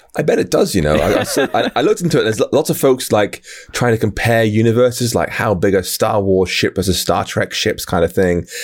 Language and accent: English; United Kingdom; I, I'm from the U K